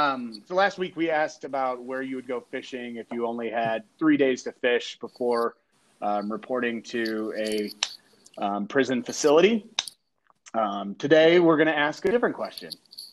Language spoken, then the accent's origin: English; Quebec, Canada; I'm from Quebec originally. That's it. … From Quebec.